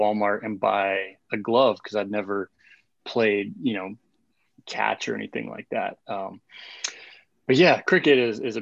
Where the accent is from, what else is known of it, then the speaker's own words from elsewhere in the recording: South Africa; moved away as an adult; now in United States; I grew up in South Africa